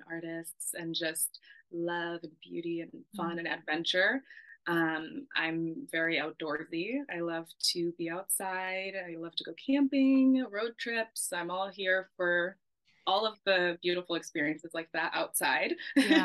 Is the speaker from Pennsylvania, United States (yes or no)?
no; California, United States; I grew up in California, not too far from the beach